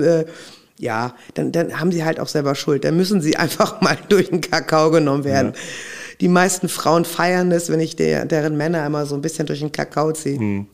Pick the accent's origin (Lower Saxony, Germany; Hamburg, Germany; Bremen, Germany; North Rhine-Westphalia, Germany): Hamburg, Germany; Aber ich bin ja auch in Hamburg aufgewachsen. Das ist ja auch meine Heimat und mein Herz. Ich bin tatsächlich hier auf St. Pauli geboren